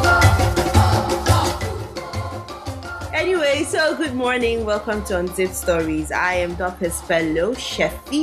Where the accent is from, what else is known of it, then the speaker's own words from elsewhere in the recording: Plateau, Nigeria; I'm from Plateau State.